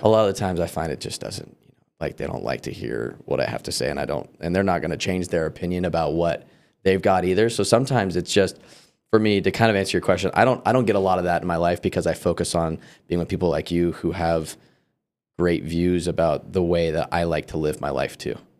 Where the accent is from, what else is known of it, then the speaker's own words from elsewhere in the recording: California, United States; moved away; also born or lived in Colorado; I grew up for the first half of my life in California